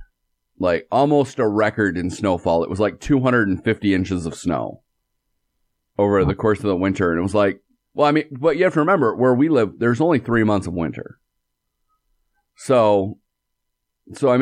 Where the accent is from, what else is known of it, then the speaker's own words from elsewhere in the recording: Michigan, United States; We're from Michigan